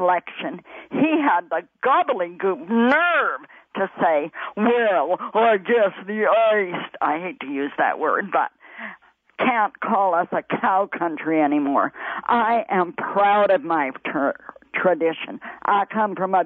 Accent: Alberta, Canada; My heart belongs to Alberta.

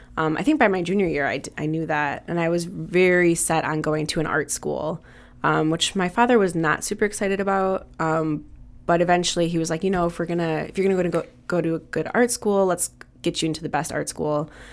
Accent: Wisconsin, United States; now in Chicago, United States; we're from Wisconsin

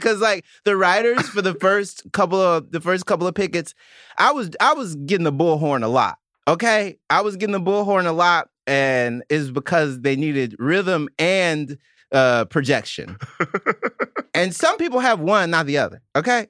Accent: Mississippi, United States; now in New York, United States; I'm from Mississippi

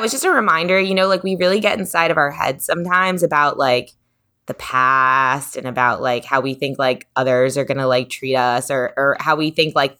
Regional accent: New York, United States; that is the cool thing about growing up in New York, or like being like a kid in New York, or being like a young adult in New York

